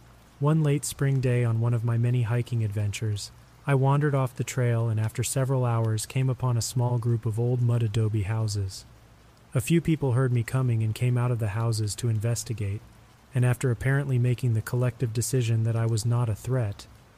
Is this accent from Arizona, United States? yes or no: yes; Arizona, United States; Growing up in Arizona, myths and legends are a part of life.